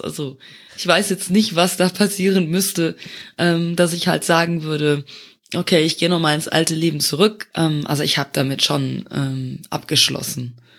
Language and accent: German; Luxembourg; born or raised there; moved away as an adult; also born or lived in Eifel, Germany; now in Germany